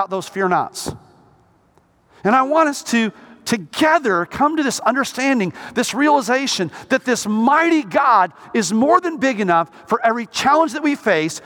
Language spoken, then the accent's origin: English; Coal Valley, Illinois, United States; also born or lived in Moline, Illinois; now in Florida, United States; I was born in Moline Public Hospital in Moline, Illinois, a town of about 35,000 people, but we actually lived in Coal Valley, Illinois